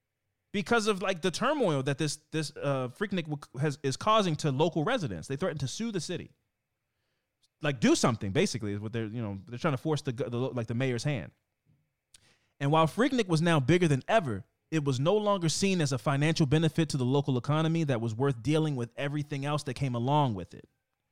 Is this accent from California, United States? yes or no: yes; Oakland, California, United States; I'm from Oakland.